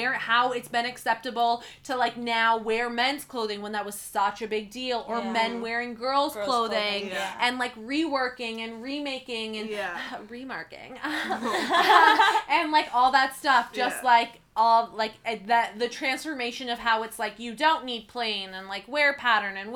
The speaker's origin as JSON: {"language": "English", "town": "Oakville", "region": "Ontario", "country": "Canada", "tie": "born or raised there", "said": "growing up in Oakville"}